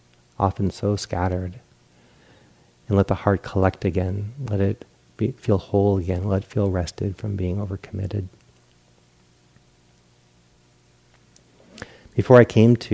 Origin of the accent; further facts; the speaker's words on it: East Coast, United States; moved away; I grew up on the East Coast